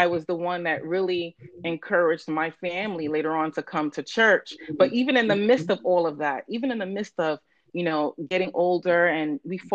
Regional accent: New York City, New York, United States; I born and raised in the Bronx, a Bronx girl to Nigerian parents

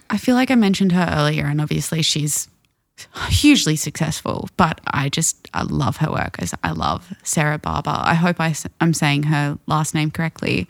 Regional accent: Brisbane, Queensland, Australia; my hometown

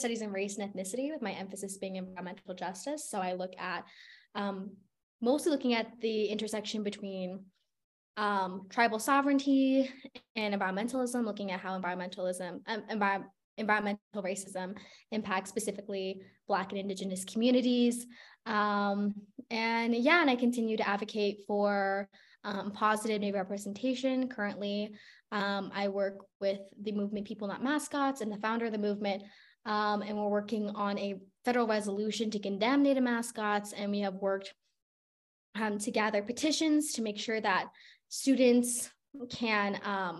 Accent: Albuquerque, New Mexico, United States; moved away as an adult; now in Stanford, United States; So I'm from Albuquerque, New Mexico. I'm born and raised.

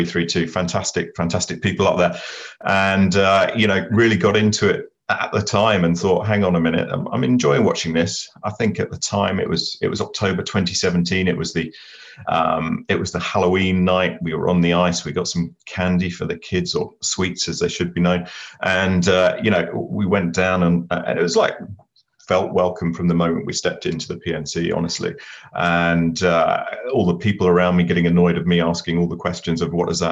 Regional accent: United Kingdom; now in Cary, United States; we've got a suitably very grey and British day. So it's making me feel at home

